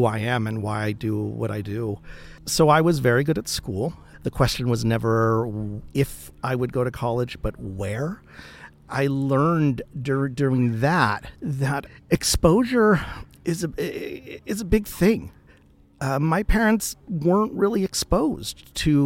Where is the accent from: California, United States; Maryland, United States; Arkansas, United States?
California, United States; Los Angeles; I was born and raised in East Los Angeles